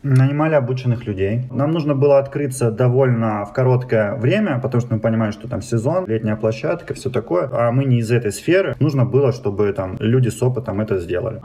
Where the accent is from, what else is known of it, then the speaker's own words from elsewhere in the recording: Timashevsk, Krasnodar Krai, Russia; moved away as an adult; also born or lived in Moscow / Saint Petersburg; now in Rostov-on-Don, Russia; я южанин, я из Краснодарского края, столица мира города города Тимошевск